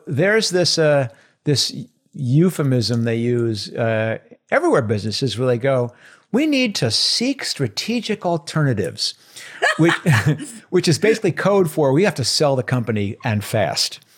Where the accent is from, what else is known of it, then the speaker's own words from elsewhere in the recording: outside of New York City, United States; I grew up in, uh, outside of New York City